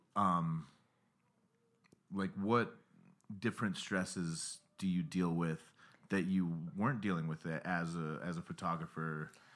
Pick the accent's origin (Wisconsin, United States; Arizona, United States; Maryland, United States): Arizona, United States; Pinetop; moved away as an adult; also born or lived in Salt Lake City, Utah; Pine Top," which is the name of the town I'm from. It's, like, three hours from Phoenix